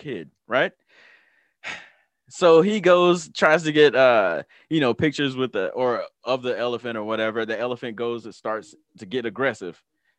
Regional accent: the South, United States; I am from the Twerk Nation, the South.

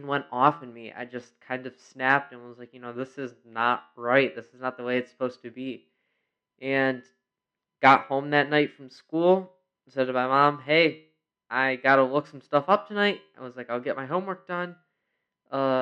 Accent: Rochester, New York, United States; I was born and raised in Rochester, New York

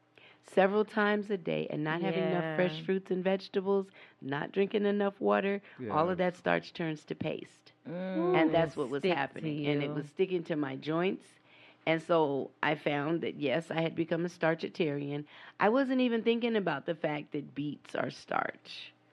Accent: San Diego, California, United States; also born or lived in Houston; There you go. You know, and then I was raised in San Diego, so we had all kind of seafood, you know

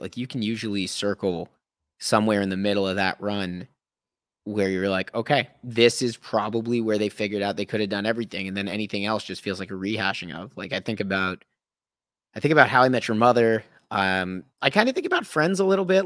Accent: Thornhill, Ontario, Canada; also born or lived in Toronto; now in British Columbia, Canada; I grew up in the suburbs, right? I'm from Thornhill

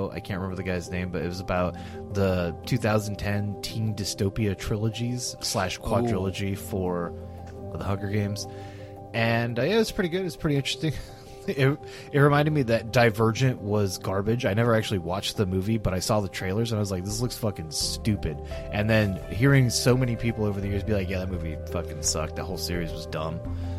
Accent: United States; I'm an American

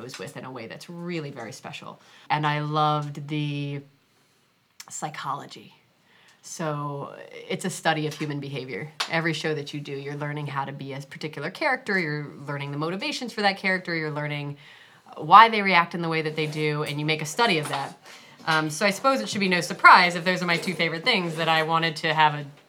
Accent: Virginia, United States; moved away as an adult; also born or lived in New Hampshire; now in New York, United States; I was born in New Hampshire, okay, but I grew up in Virginia. So I really consider myself to be from Virginia

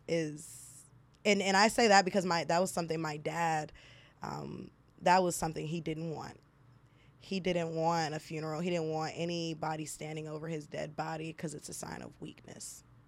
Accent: Nigeria; I'm Nigerian

